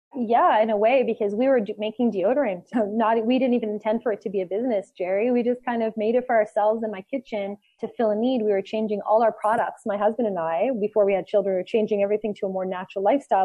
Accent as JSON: {"language": "English", "country": "Canada", "also_born_or_lived": "Costa Rica", "said": "we are Canadian"}